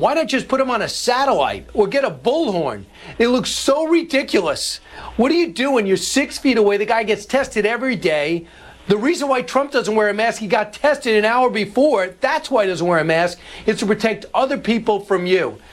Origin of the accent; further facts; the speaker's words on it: New Yorker, United States; I say that as a New Yorker